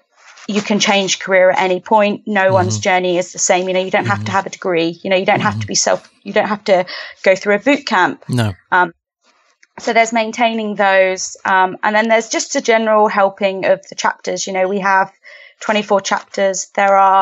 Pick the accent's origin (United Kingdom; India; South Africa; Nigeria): United Kingdom; Southampton, South East England; moved away as an adult; also born or lived in Bournemouth / London; now in Canada; I'm from the UK. I'm from Southampton.